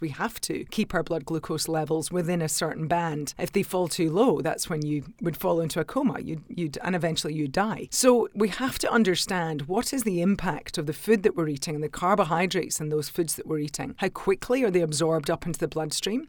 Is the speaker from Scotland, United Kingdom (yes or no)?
yes; Scotland, United Kingdom; now in Australia; I'm a Scot